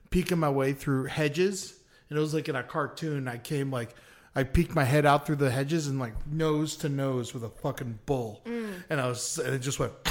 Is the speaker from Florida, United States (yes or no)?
yes; Florida, United States; I grew up in Florida.